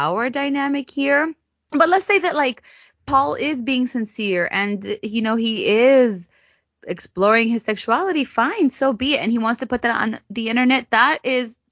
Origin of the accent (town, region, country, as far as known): United States